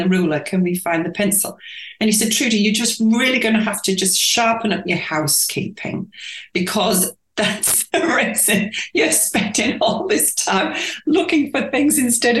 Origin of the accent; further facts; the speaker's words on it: York, Yorkshire and the Humber, United Kingdom; moved away as an adult; also born or lived in Winchester / Papua New Guinea; now in Australia; my hometown, York